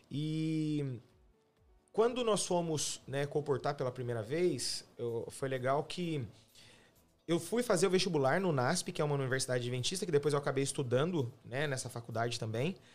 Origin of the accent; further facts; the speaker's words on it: Camanducaia, Minas Gerais, Brazil; moved away as an adult; also born or lived in Hortolândia, São Paulo; now in United States; eu sou do sul de Minas, né? De Camanducaia, uma cidade no interior de, de, de, Minas, divisa com São Paulo, né? Uma megalópole aí de mais ou menos 20 mil habitantes, uma cidade é, de muita gente boa, é uma cidade bem gostosa, interiorana, fica num alto, né?